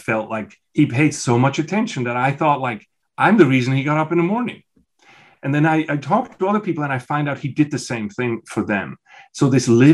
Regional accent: Switzerland; moved away as an adult; I was born in Switzerland in a small village, and I grew up on the youngest of 6.

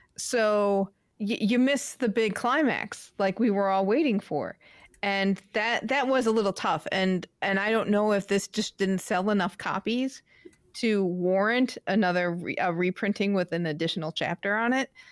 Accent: Midwest, United States; moved away; also born or lived in New England; growing up in the Midwest

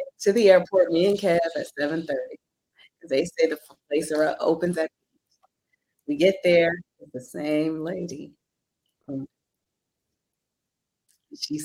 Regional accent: United States; I want to like own that as an American

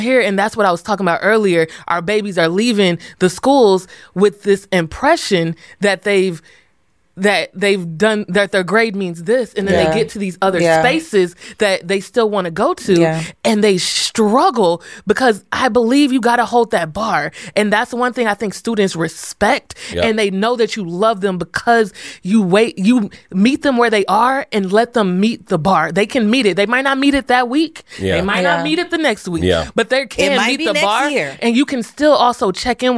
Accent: Texas, United States; I'm from Texas

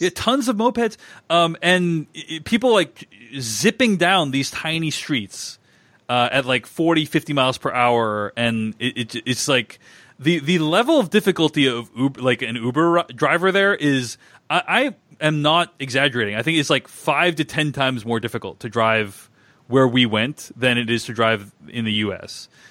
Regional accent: Boston, Massachusetts, United States; I grew up in Boston

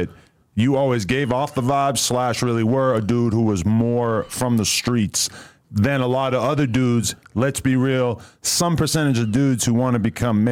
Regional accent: New Hampshire, United States; moved away; also born or lived in Brooklyn, New York / Queens, New York; I'm from New Hampshire, but then I moved to Brooklyn and Queens for 7-8 years

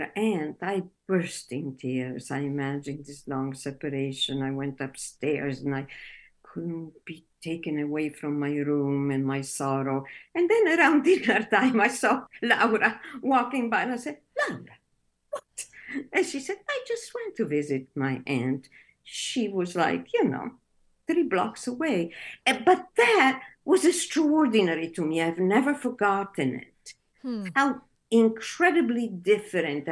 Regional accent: Italy; English is a second language; moved away as an adult; also born or lived in Naples, Italy / Este, Italy; now in Minneapolis, United States; I was born in Naples.

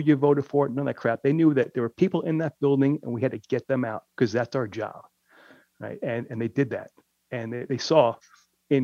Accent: New York City, New York, United States; here it was in my hometown

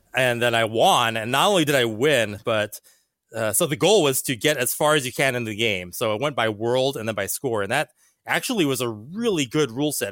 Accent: Hawaii, United States; moved away; I grew up in Hawaii

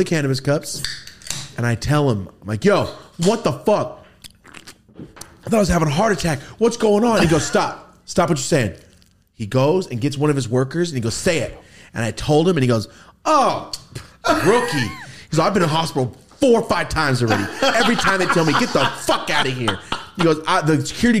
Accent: Merced, California, United States; I'm from Merced.

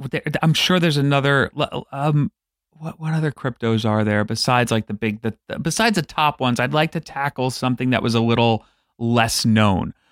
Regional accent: New York City, New York, United States; I grew up on Staten Island

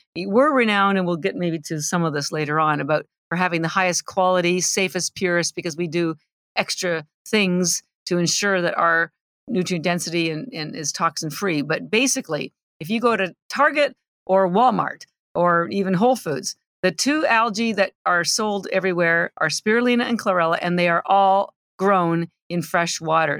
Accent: Canada; moved away as an adult; now in Boston, United States; I'm Canadian, although I've lived in Boston thirty-three years

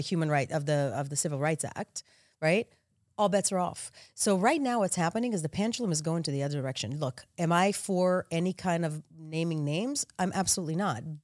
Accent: Israel; now in United States; I'm Israeli American. I was born, born and raised in Israel.

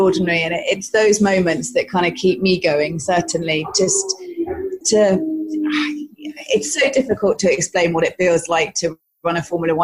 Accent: United Kingdom; I'm British

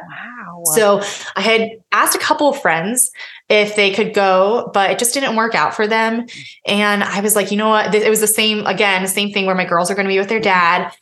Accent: Pennsylvania, United States; now in Indiana, United States; I was born in Pennsylvania. Mm-hmm. So I've spent a lot of time on the East Coast and a lot of time now in the Midwest.

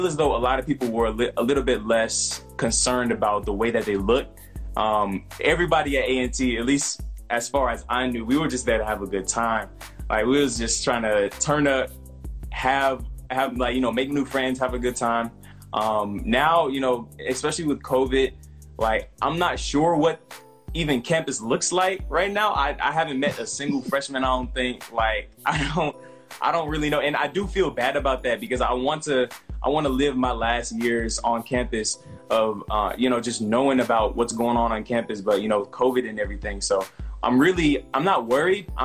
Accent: Illinois, United States; moved away as an adult; now in North Carolina, United States; I'm from Illinois, and I'm like right next to Indiana

